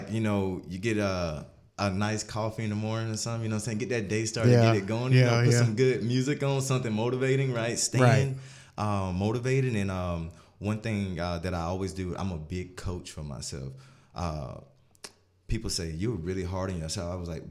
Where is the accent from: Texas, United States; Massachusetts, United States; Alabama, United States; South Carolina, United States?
South Carolina, United States; Union; I'm from Union, South Carolina, small town, born and raised. We all know that if you're from Union, you're naturally a competitor, right?